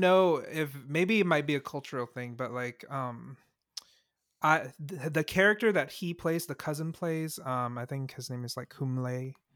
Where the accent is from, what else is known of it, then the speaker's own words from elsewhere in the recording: Singapore; being from Singapore